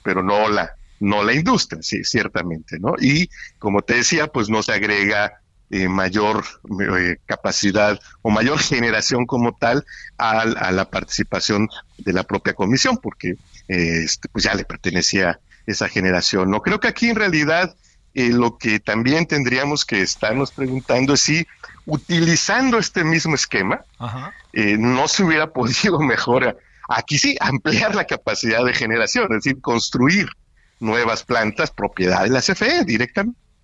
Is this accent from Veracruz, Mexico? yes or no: yes; Coatzacoalcos, Veracruz, Mexico; aquí en, en, Coatzacoalcos, playas llenas, en fin. es así, como lo recuerdo desde niño